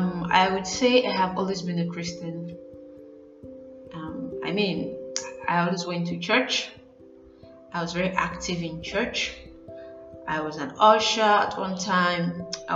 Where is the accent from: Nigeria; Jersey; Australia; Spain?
Nigeria; as a Nigerian